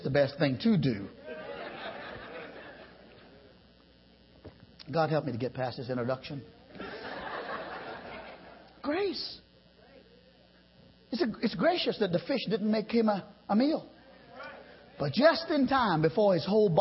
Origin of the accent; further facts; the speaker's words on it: Trinidad & Tobago; now in United States; I lived around the sea all my boyhood. I'm from the islands. I'm from Trinidad